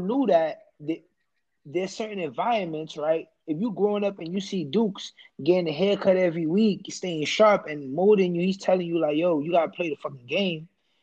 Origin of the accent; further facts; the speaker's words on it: United States; born in America. First generation